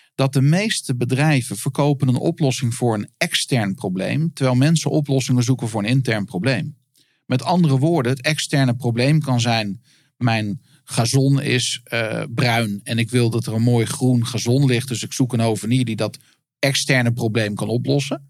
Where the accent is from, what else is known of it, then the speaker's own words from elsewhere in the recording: Netherlands; ik als Nederlander